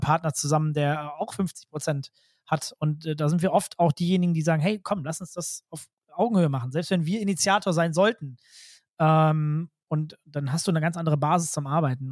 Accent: North Rhine-Westphalia, Germany; ich komme selbst aus NRW

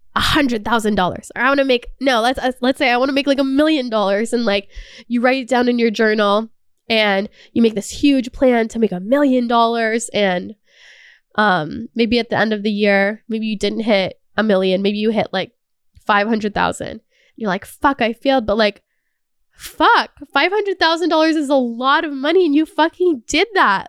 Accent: Canada

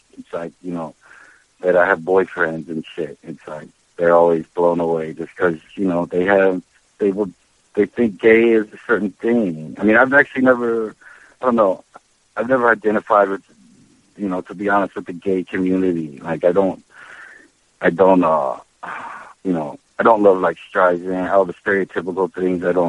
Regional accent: Charleston, West Virginia, United States; now in New York City, United States; I was raised in West Virginia

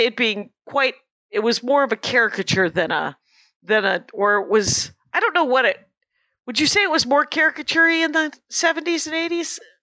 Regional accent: South Milwaukee, Wisconsin, United States; my hometown

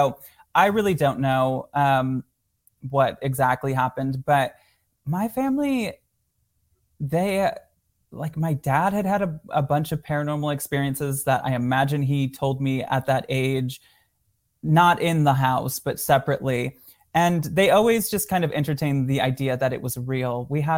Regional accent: Michigan, United States; born or raised there

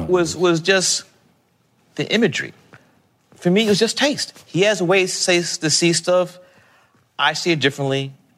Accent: New York City, New York, United States; like many people in New York City, every summer, our parents ship our black ass. I can say that? Our black butts down south.

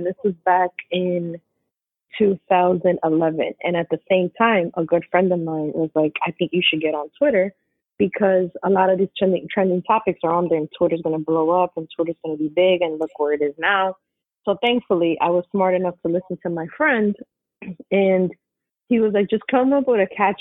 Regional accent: New York, United States; born and raised in New York all day.

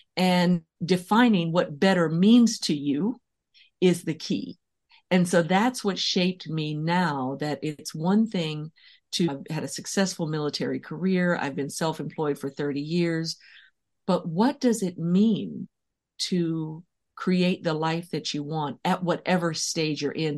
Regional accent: San Francisco, California, United States; I was born and raised in San Francisco

